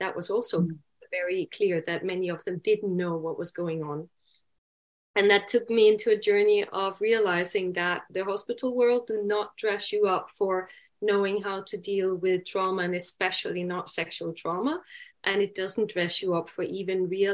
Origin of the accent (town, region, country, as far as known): Denmark